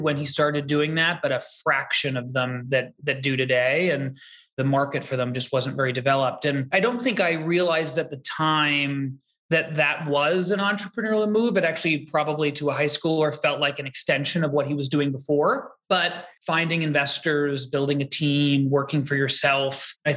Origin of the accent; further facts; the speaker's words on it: New York City, New York, United States; I grew up in New York City. I grew up very close to where I live now. I grew up on the Upper West Side